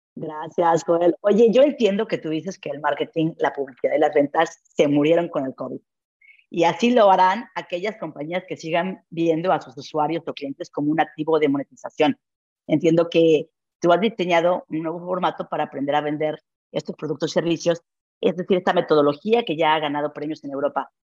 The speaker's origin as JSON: {"language": "Spanish", "country": "Mexico", "moved": "yes", "lives_now": "Barcelona, Spain", "said": "soy emprendedora mexicana, trabajando en telecomunicaciones e inclusión financiera y laboral. Vivo, en efecto, en Barcelona"}